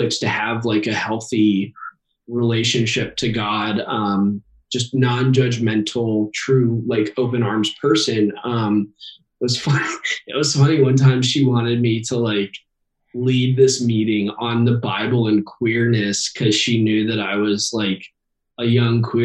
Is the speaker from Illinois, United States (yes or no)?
no; Cincinnati, Ohio, United States; I'm from Cincinnati.